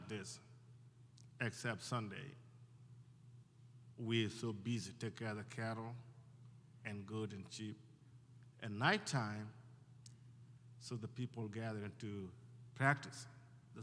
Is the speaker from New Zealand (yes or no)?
no; Ethiopia; now in Phoenix, United States; I grew up in Ethiopia, I was born and raised there, and I left Ethiopia in 1991, during the war